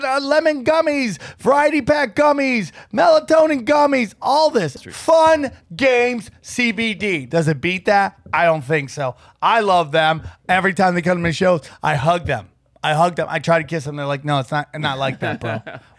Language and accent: English; Idaho, United States; Northern Idaho, not just regular Idaho, Northern Idaho, which makes it sound shadier than ever, right?